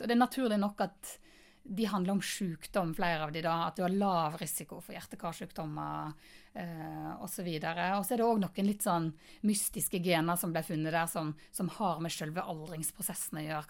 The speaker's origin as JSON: {"language": "Norwegian", "town": "Florø", "region": "Vestland", "country": "Norway", "said": "Jeg er mm, fra Florø"}